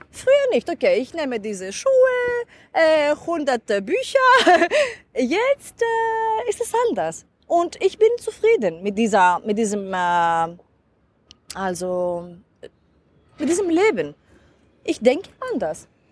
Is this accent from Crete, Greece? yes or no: yes; Crete, Greece; German is a second language; ich bin auf Kreta geboren äh, und dort ist mein Dorf